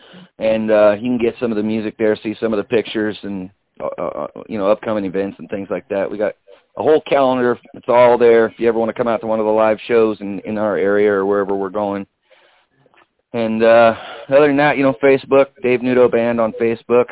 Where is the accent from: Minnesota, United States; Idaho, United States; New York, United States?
Idaho, United States; Cambridge; in Cambridge right here in my hometown